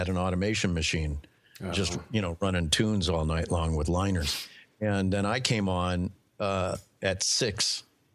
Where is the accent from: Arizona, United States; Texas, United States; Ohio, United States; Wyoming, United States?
Ohio, United States; Cleveland Heights; moved away as an adult; also born or lived in Manhattan, New York / Denver, Colorado; I grew up in Cleveland Heights ever since I was 7 and then moved out here when I was 30. So, I mean, Cleveland really is my hometown.